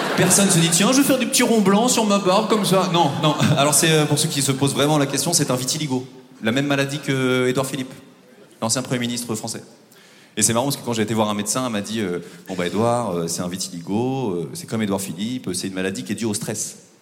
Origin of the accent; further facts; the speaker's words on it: Normandy, France; moved away; also born or lived in Paris; je viens de Normandie